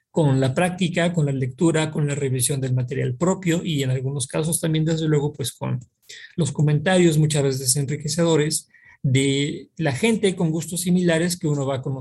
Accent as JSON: {"language": "Spanish", "town": "Pachuca", "region": "Hidalgo", "country": "Mexico", "tie": "born or raised there", "also_born_or_lived": "Mexico City / Baja California Sur", "said": "yo nací en la Ciudad de México, después del temblor del 85 vinimos a Pachuca Hidalgo, un par de años después tuvimos la oportunidad de eh, ir, a eh, vivir algunos años en Baja California"}